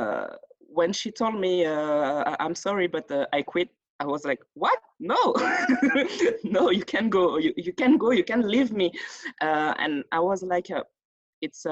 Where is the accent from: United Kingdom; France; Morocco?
France; Paris, Île-de-France; English is a second language; moved away as an adult; also born or lived in Nantes; now in Montreal, Canada; I grew up in Paris. Born and raised, I grew up in Paris, near to Paris.